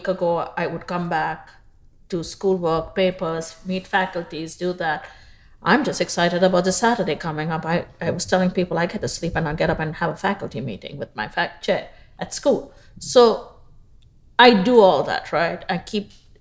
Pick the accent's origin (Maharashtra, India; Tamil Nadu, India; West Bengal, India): Maharashtra, India; Mumbai; moved away as an adult; also born or lived in Bahrain; now in Houston, United States; I was born in Bombay, India, now known as Mumbai. Mm-hmm. And I went to school there